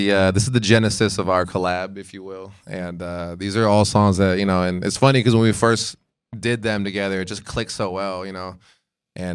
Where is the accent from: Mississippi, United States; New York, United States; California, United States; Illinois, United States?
California, United States; Escondido; I'm from Escondido High